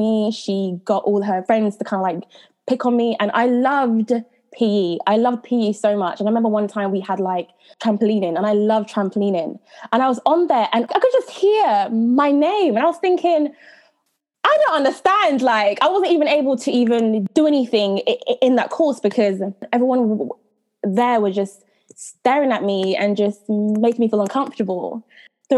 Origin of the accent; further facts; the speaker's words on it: United Kingdom; also born or lived in Jamaica / London / Coventry; I was brought up in Jamaica and I came to England when I was five